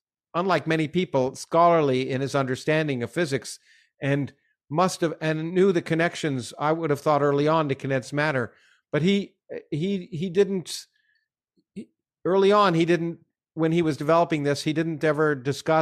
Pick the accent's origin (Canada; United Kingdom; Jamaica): Canada; I had growing up in Canada